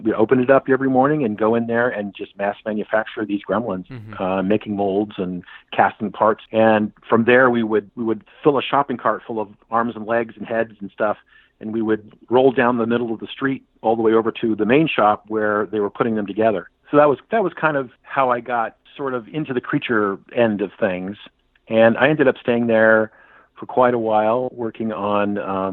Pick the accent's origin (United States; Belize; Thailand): United States; San Francisco, California; I'm a Bay Area guy. I was born and raised in San Francisco.